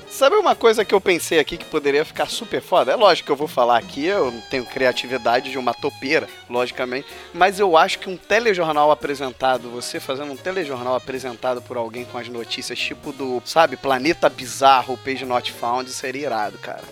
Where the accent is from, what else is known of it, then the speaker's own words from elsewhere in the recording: Rio de Janeiro, Brazil; eu sou carioca